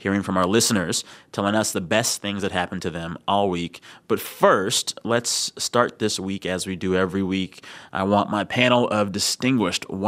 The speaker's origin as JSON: {"language": "English", "town": "San Antonio", "region": "Texas", "country": "United States", "tie": "born or raised there", "moved": "yes", "lives_now": "Washington, D.C., United States", "said": "I'm actually in my hometown public radio station, KSTX, in San Antonio, Texas."}